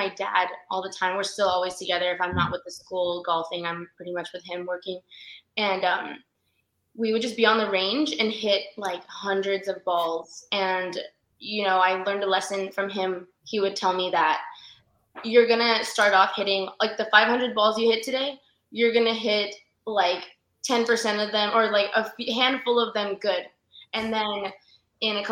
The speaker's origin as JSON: {"language": "English", "town": "San Antonio", "region": "Texas", "country": "United States", "tie": "born or raised there", "said": "I grew up here in San Antonio, so I'm not really far from home"}